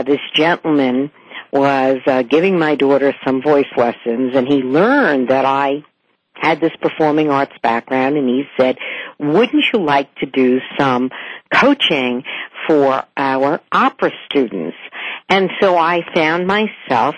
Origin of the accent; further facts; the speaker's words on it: New York, United States; moved away as an adult; now in West Hartford, United States; I'm obviously from New York